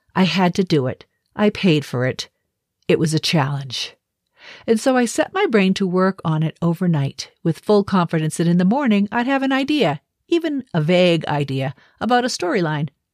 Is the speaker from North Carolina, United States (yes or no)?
no; Boston, Massachusetts, United States; moved away; I'm originally from Boston